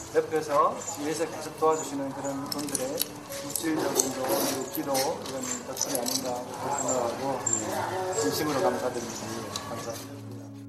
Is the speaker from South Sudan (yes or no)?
yes; South Sudan; born or raised there; Korean is a second language; now in South Korea